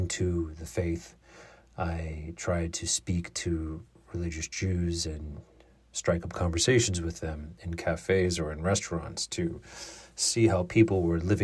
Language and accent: English; United States; accent: American; my American accent